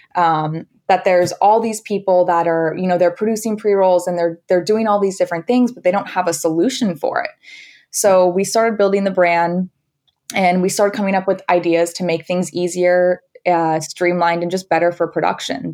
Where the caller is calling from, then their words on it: Los Angeles, California, United States; I am calling in from sunny Los Angeles